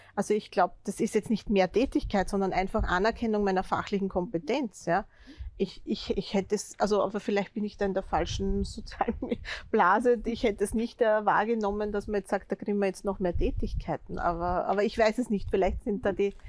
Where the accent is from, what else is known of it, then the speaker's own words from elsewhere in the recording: Austria; als Österreicher, der ich in denselben Topf einzahle